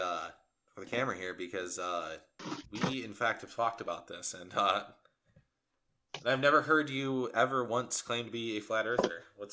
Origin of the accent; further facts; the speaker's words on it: West Branch, Michigan, United States; my hometown, which our hometown, yeah, which is known as the Bigfoot capital of Michigan.